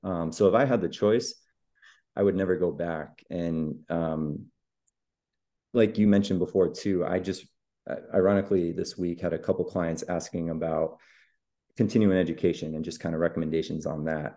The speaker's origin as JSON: {"language": "English", "region": "Massachusetts", "country": "United States", "tie": "born or raised there", "moved": "as an adult", "lives_now": "Austin, United States", "said": "I am originally from Massachusetts, where I was born and raised, but just moved to much sunnier, much warmer Austin, Texas about eight months ago now"}